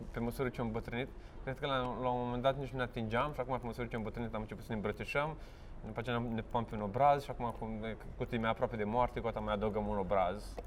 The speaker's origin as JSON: {"language": "Romanian", "town": "Vaslui", "region": "Vaslui County", "country": "Romania", "moved": "yes", "said": "am plecat din Vaslui"}